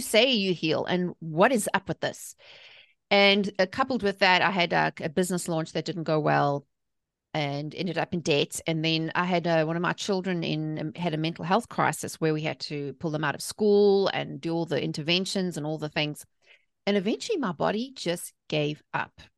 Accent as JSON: {"language": "English", "country": "South Africa", "accent": "South African", "moved": "as an adult", "lives_now": "North Carolina, United States", "said": "I'm originally from South Africa, hence the accent, but I live in the, in the, the good old South in North"}